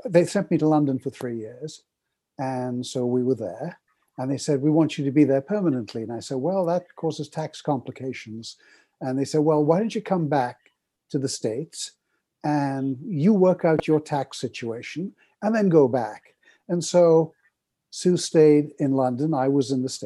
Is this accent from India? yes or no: yes; Kolkata, West Bengal, India; now in Canada; I was born in Calcutta, India, from a Middle Eastern family that had come from Baghdad, Aleppo, places like